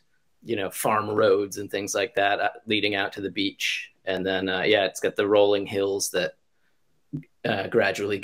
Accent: Massachusetts, United States; moved away as an adult; now in Ishikawa, Japan; I'm from Massachusetts, so it's like a pretty liberal part of the country anyway

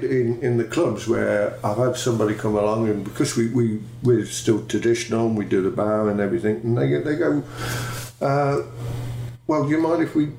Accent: Coventry, West Midlands, United Kingdom; when I was brought up in Coventry, was in the 50s and 60s

